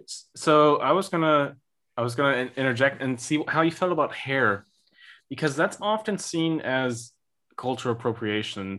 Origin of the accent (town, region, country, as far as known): United States; now in Germany